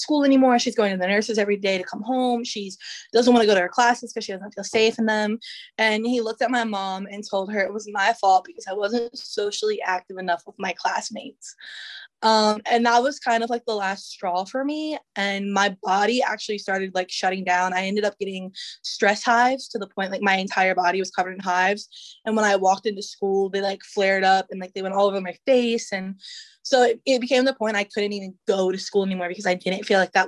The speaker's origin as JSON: {"language": "English", "town": "Newport News", "region": "Virginia", "country": "United States", "tie": "born or raised there", "said": "Newport News is my hometown, so I love it here"}